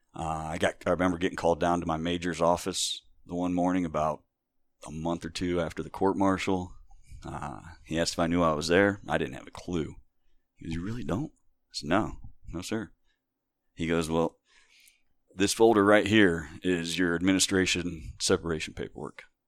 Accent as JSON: {"language": "English", "area": "Wayne County", "region": "Northeast Ohio", "country": "United States", "tie": "born or raised there", "also_born_or_lived": "Hawaii", "said": "I grew up here in Wayne County"}